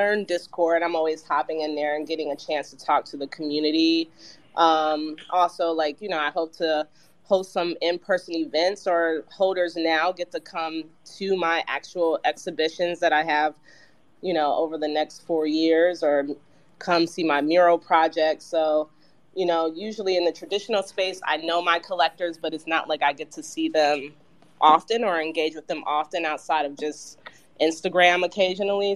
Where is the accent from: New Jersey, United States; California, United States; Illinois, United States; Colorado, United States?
Illinois, United States; Chicago; I'm from Chicago area